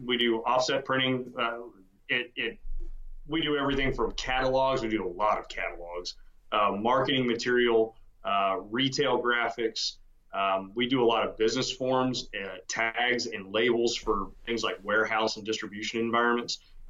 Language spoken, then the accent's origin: English; Texas, United States; also born or lived in Georgia; I was born in Georgia, which I never forgave my parents for, and got to Texas at 7 years old and haven't left and don't intend to.